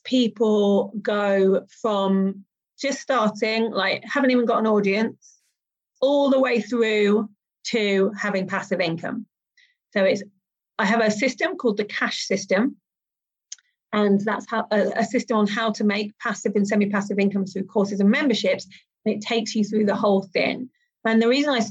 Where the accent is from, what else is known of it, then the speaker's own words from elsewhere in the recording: Malta; I'm from Malta